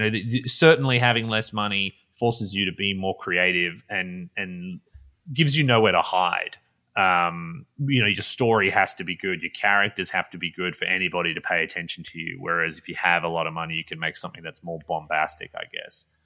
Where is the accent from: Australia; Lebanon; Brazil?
Australia; Perth, Western Australia; moved away as an adult; now in Los Angeles, United States; So I grew up in Perth, Western Australia, which is about as far from where I'm living now in L A as you can get.